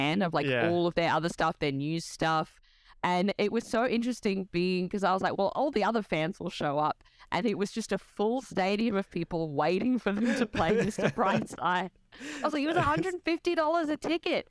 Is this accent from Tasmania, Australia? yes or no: no; Sydney, New South Wales, Australia; I'm from Sydney.